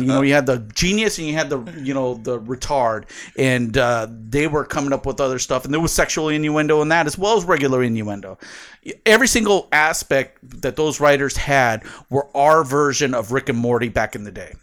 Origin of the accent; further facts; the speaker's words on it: San Diego, California, United States; growing up in San Diego